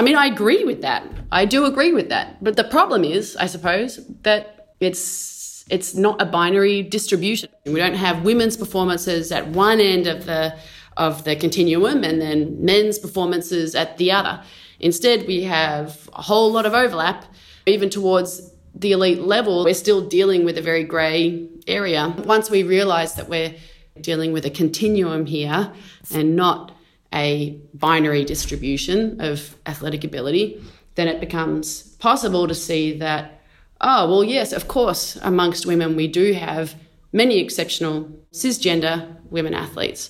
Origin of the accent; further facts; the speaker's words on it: Australia; now in Lausanne, Switzerland; I am an Australian Olympian